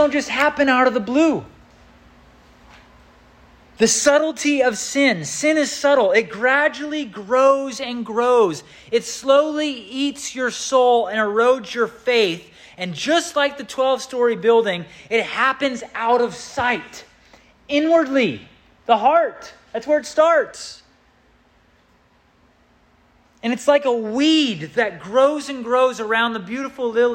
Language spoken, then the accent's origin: English; Southern California, United States; When I grew up in Southern California